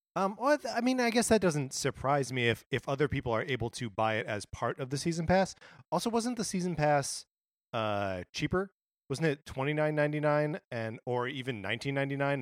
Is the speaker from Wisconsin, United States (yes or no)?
yes; Wisconsin, United States; from my home state of Wisconsin